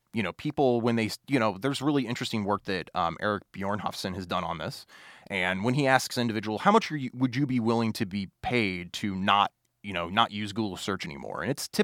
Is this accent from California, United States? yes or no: no; Springfield, Illinois, United States; So, you know, I'm originally from Springfield, Illinois, but my grandparents lived in Olney, Illinois, which is a small little micropolitan area in southern Illinois.